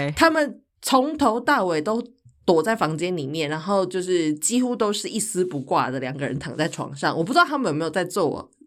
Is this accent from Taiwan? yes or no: yes; Taichung, Taiwan; moved away as an adult; also born or lived in Taipei; 我就在台北念书，那我是台中人嘛